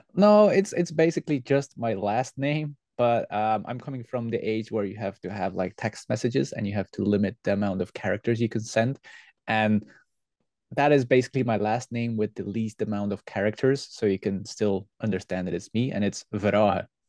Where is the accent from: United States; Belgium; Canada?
Belgium; West Flanders; English is a second language; we are from the West Flanders and that's why it's real difficult for us to say the G and the H. That's why the G sounds like an H for me.